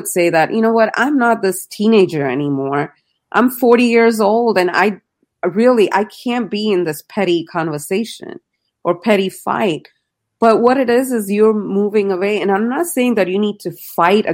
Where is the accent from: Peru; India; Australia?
India; I grew up in India